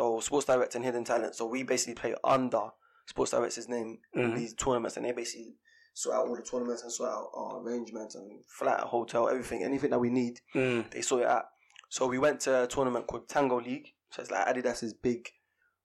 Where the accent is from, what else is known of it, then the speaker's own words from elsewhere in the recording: London, United Kingdom; We're both from East London.